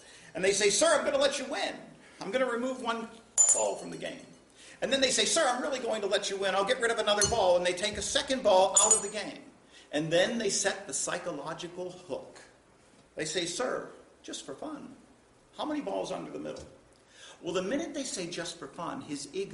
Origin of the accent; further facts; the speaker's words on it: Pittsburgh, Pennsylvania, United States; I am from Pittsburgh. And in Pittsburgh, of course, when I was a kid, I learned how to do this trick